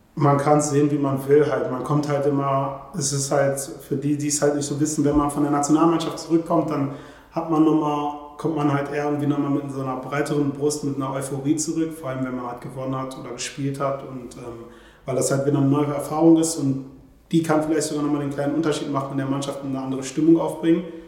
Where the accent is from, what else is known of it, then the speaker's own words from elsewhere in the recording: Germany; Ich sehe mich halt als Deutscher, ich kenne halt nur die deutsche Kultur